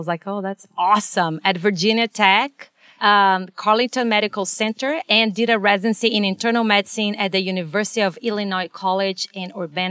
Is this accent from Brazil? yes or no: yes; Brazil; But I come from Brazil. So it's a third world country, like, similar to India.